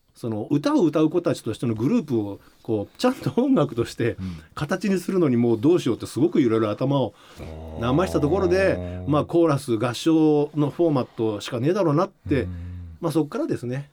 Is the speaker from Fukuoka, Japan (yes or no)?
no; Shizuoka, Japan; 生まれは静岡市ですね